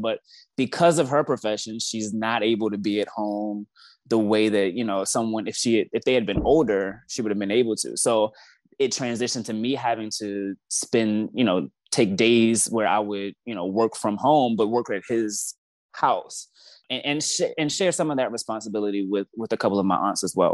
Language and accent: English; Baltimore, Maryland, United States; now in Washington, D.C., United States; I'm originally from Baltimore, Maryland